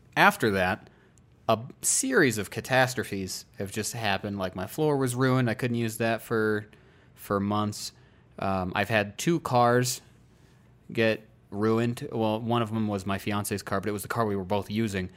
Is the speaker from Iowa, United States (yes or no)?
yes; Iowa, United States; moved away as an adult; now in Colorado, United States; I wanted to not turn thirty in my home state